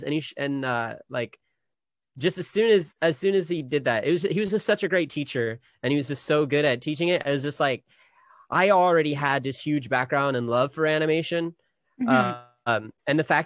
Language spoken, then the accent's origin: English; Sacramento, California, United States; moved away; I'm from Sacramento originally